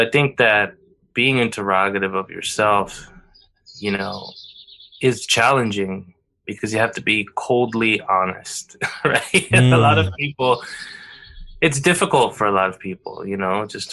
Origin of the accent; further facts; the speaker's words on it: United States; having been born and raised in the United States